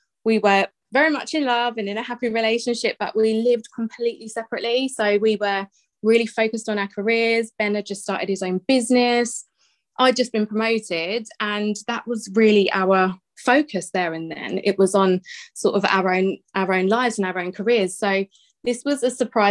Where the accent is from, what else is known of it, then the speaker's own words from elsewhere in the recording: Bedfordshire, East of England, United Kingdom; I am from Bedfordshire